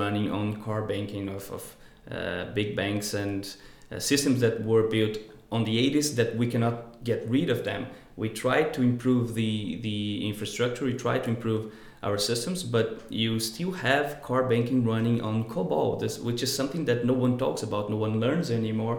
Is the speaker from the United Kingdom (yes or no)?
no; Brazil; moved away as an adult; I come from Brazil, from the countryside